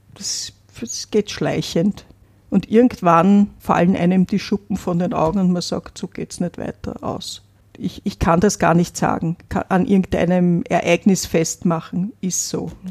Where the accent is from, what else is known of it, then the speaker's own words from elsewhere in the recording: Vienna, Austria; Ich bin in Wien aufgewachsen